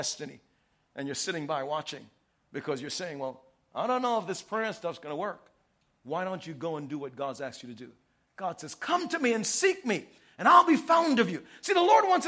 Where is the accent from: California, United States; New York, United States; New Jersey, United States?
New York, United States; New York City; I grew up in New York City.